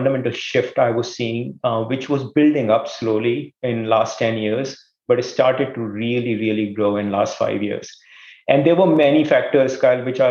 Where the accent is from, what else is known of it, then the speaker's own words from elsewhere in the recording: India; moved away as an adult; now in East Coast, United States; I grew up in India, did my engineering there